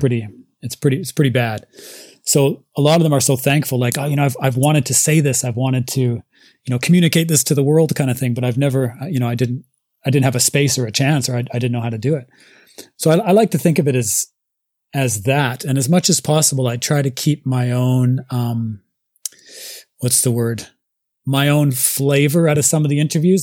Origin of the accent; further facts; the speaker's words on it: Nelson, British Columbia, Canada; moved away as an adult; now in Japan; I'm originally from a little tiny town called Nelson in British Columbia, Canada